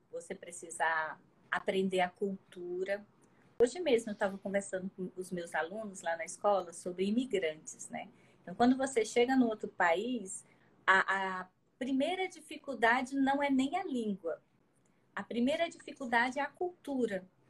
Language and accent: Portuguese; Acre, Brazil; sou natural lá do Acre